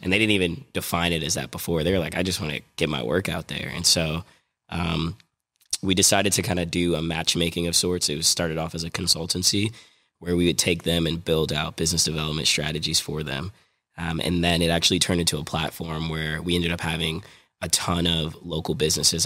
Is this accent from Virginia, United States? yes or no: yes; Virginia, United States; moved away; also born or lived in New Jersey / New York City / DMV (Washington DC area) / Midwest; I'm a kid from New Jersey. I grew up in Virginia, um, moved to New York City, spent some time in the D M V, and then moved to the Midwest.